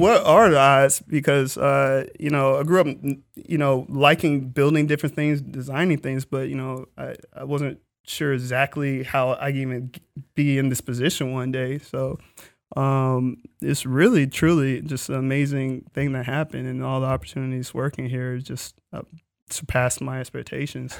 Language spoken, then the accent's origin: English; Florida, United States; I'm from Florida, so, um, Universal was in the backyard